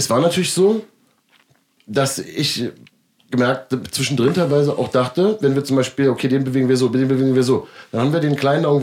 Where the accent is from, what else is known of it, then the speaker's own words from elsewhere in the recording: Berlin, Germany; accent: Berlin; Damit würde ich mal als Berliner, Berliner Slang